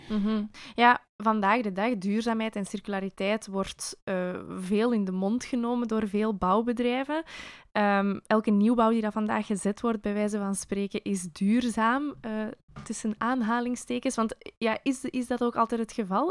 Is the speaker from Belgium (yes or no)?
yes; Belgium; als Belg met de baksteen in de maag